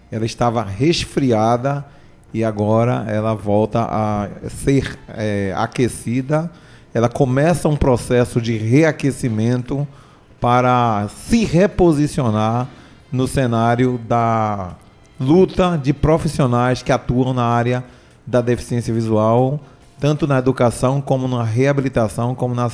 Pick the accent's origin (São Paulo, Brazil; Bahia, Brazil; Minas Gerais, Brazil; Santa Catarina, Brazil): Bahia, Brazil; Eu vim da, da Bahia, eu sou de uma família de cinco